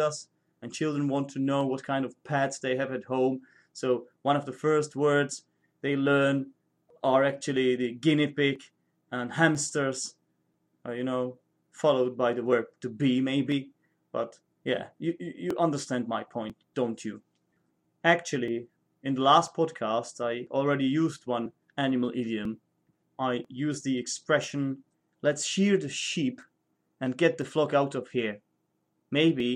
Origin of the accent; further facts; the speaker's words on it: Czechia; first language Czech; English is a second language; my native language, which is Czech